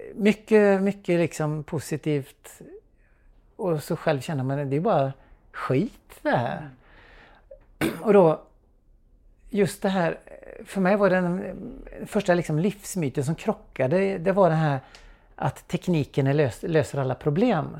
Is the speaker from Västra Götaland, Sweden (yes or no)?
yes; Trollhättan, Västra Götaland, Sweden; Jag växte upp i Trollhättan på 1980-talet